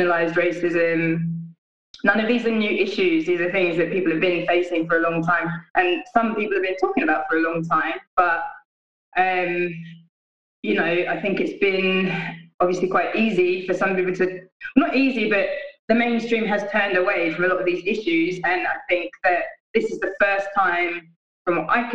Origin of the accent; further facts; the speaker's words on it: London, United Kingdom; now in Glasgow, United Kingdom; I'm based in Glasgow now, but I'm from London originally.